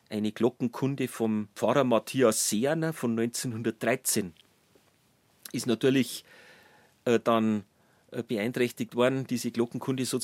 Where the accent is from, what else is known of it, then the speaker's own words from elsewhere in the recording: Traunstein, Bavaria, Germany; born there; Genau, ich bin in Traunstein schon geboren